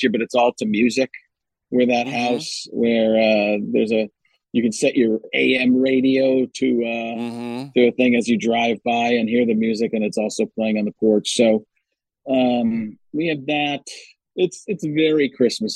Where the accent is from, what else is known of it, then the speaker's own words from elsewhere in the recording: Wisconsin, United States; moved away; also born or lived in California / Chicago; growing up in Wisconsin, that I had to get used to living in California and then here